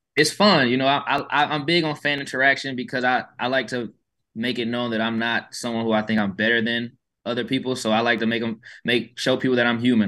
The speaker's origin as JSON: {"language": "English", "town": "Atlanta", "region": "Georgia", "country": "United States", "moved": "as an adult", "lives_now": "Houston, United States", "said": "I'm from Atlanta and I've lived in Houston these past four years."}